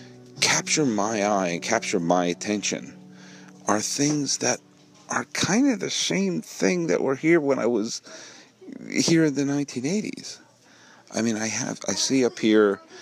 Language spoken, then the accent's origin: English; Weston, New England, United States; moved away; when I was growing up in New England